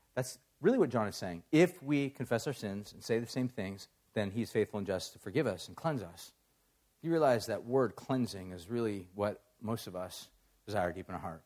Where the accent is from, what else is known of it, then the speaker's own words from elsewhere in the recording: Huntington Beach, California, United States; I grew up in Orange County, so I grew up in Huntington Beach